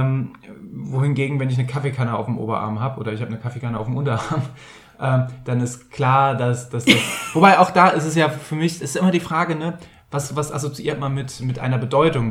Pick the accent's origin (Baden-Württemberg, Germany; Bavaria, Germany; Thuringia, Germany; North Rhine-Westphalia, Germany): North Rhine-Westphalia, Germany; Bergisches Land; Ich komme aus dem Rheinland, da ist auch mal ein Römer durchmarschiert. Ich weiß es nicht. Eigentlich komme ich aus dem Bergischen Land